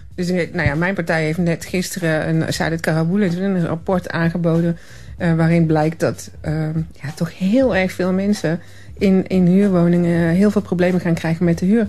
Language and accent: Dutch; Tilburg, North Brabant, Netherlands; ik kom uit Tilburg. Eh, uit Brabant dus